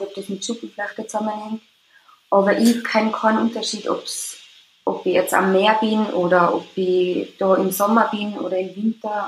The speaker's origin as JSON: {"language": "German", "country": "Austria", "also_born_or_lived": "Tyrol", "said": "ich komme aus Österreich, also in Tirol wohne."}